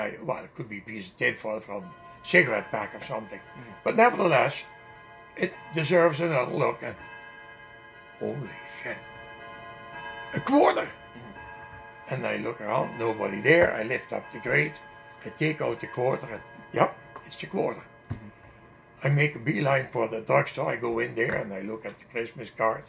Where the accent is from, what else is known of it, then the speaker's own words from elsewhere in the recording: Netherlands; accent: Dutch; English is a second language; now in Canada; my Dutch accent